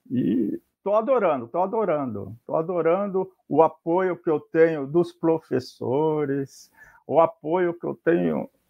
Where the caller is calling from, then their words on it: Santos, São Paulo, Brazil; Bem, eu estou falando de Santos, é, litoral de São Paulo, né? Na Baixada Santista.